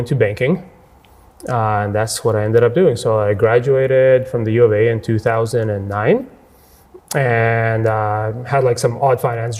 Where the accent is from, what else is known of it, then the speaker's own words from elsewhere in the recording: Edmonton, Alberta, Canada; English is a second language; also born or lived in Siberia, Russia / Ukraine; No, I've been here since I was five. I was born in Russia, lived there for 3 years, moved to Ukraine, lived there for 2 years, and then came here when I was five, and the last 33 years I've been in Edmonton.